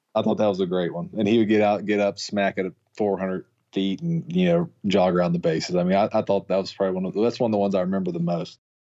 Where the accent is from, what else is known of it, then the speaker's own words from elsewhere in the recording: Mississippi, United States; I was raised in Mississippi